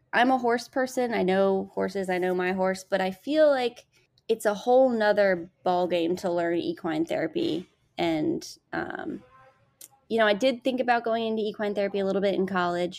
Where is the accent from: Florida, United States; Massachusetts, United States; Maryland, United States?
Maryland, United States; Montgomery County; Growing up in Seneca Creek State Park in Montgomery County